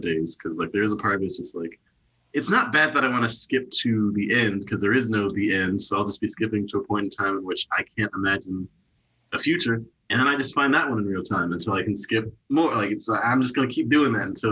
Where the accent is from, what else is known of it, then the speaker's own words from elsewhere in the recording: Wichita, Kansas, United States; moved away; also born or lived in Portland; Portland is like not my hometown, my hometown's Wichita, but like my hood, my city is Portland